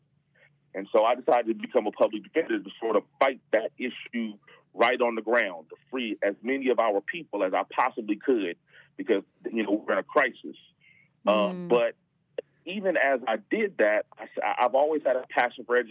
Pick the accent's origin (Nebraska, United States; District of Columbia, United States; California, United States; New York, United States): California, United States; Inglewood; born and raised in Inglewood, California